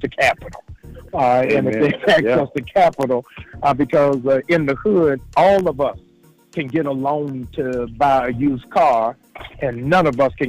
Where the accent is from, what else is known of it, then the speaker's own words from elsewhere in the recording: Maryland, United States; my home state of Maryland